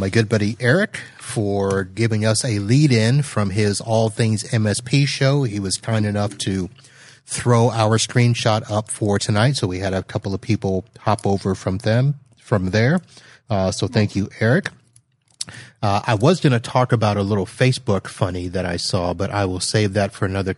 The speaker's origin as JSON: {"language": "English", "area": "near Port Canaveral", "region": "Florida", "country": "United States", "tie": "born or raised there", "said": "Port Canaveral, which is up by my hometown"}